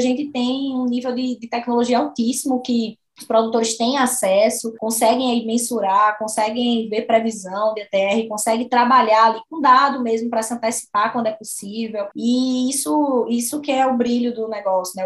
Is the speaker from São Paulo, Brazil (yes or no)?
no; Sirinhaém, Pernambuco, Brazil; moved away as an adult; also born or lived in Uberaba; now in Goiás, Brazil; eu sou de Sirinhaém, Sou de Siriaém, Pernambuco, uma cidade próxima a Recife